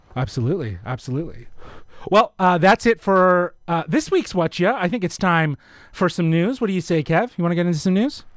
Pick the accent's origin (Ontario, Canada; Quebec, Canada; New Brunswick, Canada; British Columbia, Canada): Ontario, Canada; Toronto; we're from Toronto